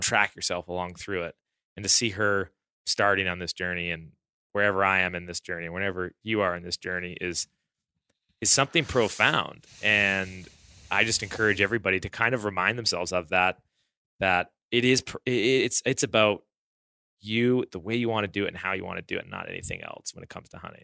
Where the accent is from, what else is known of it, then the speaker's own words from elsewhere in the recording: Southern Alberta, Canada; I grew up in Southern Alberta.